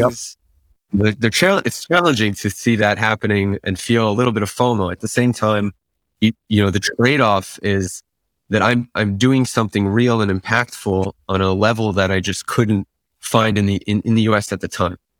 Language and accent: English; Great Neck, New York, United States; moved away as an adult; also born or lived in Israel; I grew up in Great Neck, New York